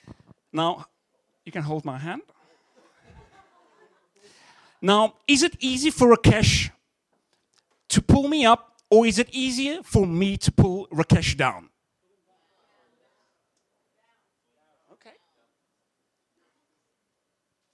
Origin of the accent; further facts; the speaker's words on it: Cape Town, Western Cape, South Africa; moved away as an adult; now in Canada; I'm from South Africa, from Cape Town specifically. And I remember coming to Canada 4 years ago